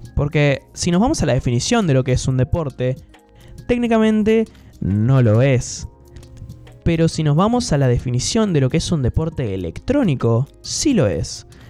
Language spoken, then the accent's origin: Spanish; Gualeguaychú, Entre Ríos, Argentina; Mi ciudad natal Gualeguaychú